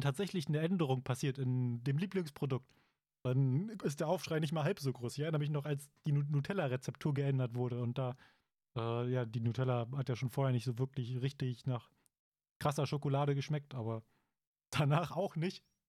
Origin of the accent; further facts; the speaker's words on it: Germany; hier bei uns in Deutschland